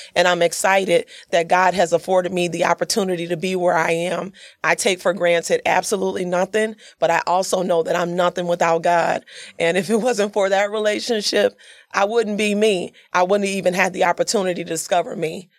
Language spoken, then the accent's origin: English; Yazoo City, Mississippi, United States; I came from Yazoo City, Mississippi. I'm a country girl. So I grew up, born and raised there